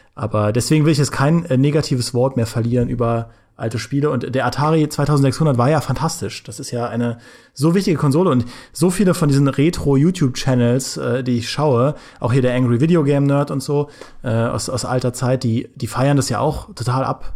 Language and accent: German; Trier, Rhineland-Palatinate, Germany; Ich komme ja aus Trier, das liegt ja nahe äh, zur Grenze an, zu Luxemburg